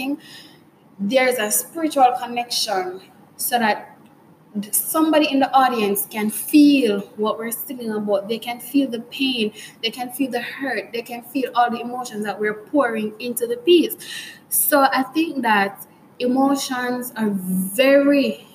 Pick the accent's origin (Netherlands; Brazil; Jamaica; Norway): Jamaica; we as Jamaicans, for me at least, as a Jamaican